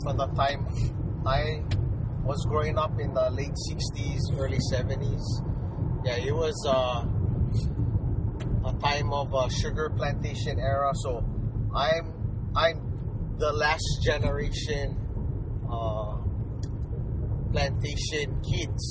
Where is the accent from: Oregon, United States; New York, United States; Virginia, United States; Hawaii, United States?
Hawaii, United States; Kohala; also born or lived in Honolulu, Hawaii; So we had a mixture of nationalities growing up in Kohala